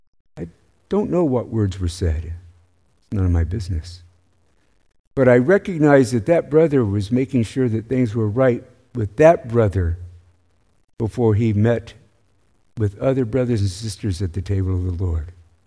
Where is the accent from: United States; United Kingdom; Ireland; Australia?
United States; the South; I grew up in the American South primarily.